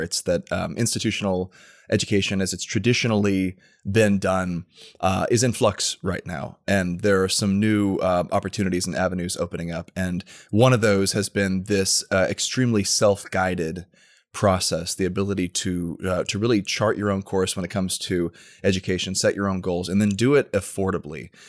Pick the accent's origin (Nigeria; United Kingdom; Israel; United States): United States; Tampa, Florida; also born or lived in Washington, D.C.; I was born and raised in the Tampa area